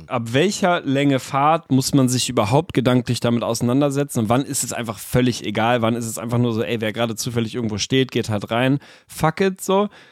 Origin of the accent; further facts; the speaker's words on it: Lüneburg, Lower Saxony, Germany; bei uns in Lüneburg